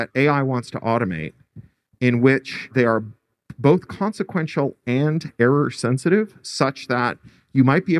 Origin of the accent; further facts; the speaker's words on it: Canada; now in United States; I speak as a Canadian expatriate who lives in the United States